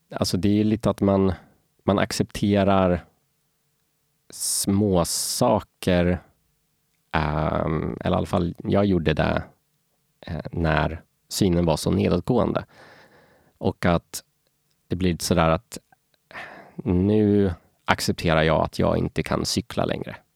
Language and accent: Swedish; Norrköping, Östergötland, Sweden; also born or lived in Falun, Sweden; now in Stockholm, Sweden; jag föddes faktiskt i Falun, men, eh, jag är uppväxt i Norrköping och, eh, numera bor jag här i Stockholm.